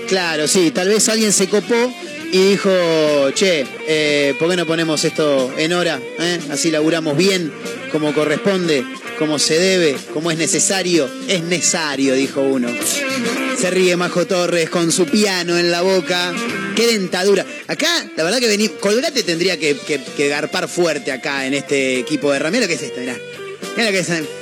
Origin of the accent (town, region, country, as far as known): Argentina